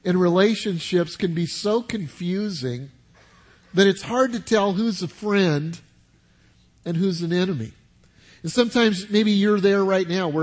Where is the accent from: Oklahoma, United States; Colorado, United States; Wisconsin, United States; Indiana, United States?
Colorado, United States; Denver; now in South Carolina, United States; I grew up in Denver, Colorado